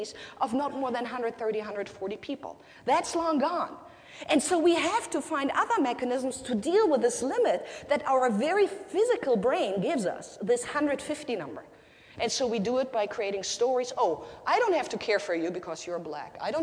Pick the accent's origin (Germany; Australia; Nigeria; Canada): Germany; first language German; English is a second language; now in United States; my country, in Nazi Germany